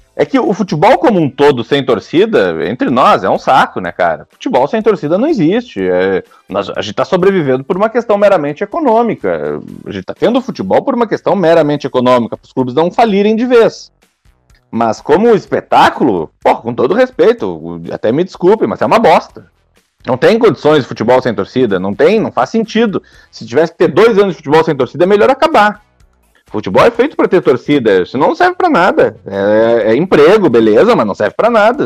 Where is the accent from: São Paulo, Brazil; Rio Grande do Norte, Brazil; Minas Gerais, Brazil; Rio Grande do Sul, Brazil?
Rio Grande do Sul, Brazil; Rio Grande; also born or lived in Italy; eu sou de Rio Grande, né? No, do, no sul do estado